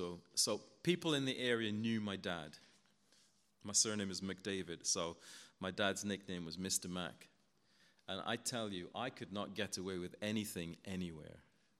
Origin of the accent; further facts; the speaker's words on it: Guyana; Where I grew up in Guyana, my dad was a taxi driver.